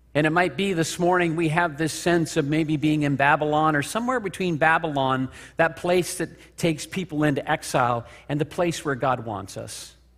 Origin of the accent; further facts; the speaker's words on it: Kingston, Ontario, Canada; also born or lived in Spring Arbor, Michigan; I'm driving down the four oh one to my hometown in Kingston